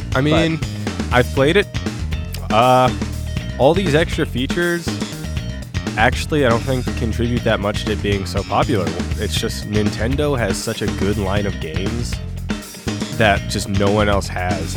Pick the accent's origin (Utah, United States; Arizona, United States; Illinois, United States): Arizona, United States; Tucson; my hometown, Tucson, Arizona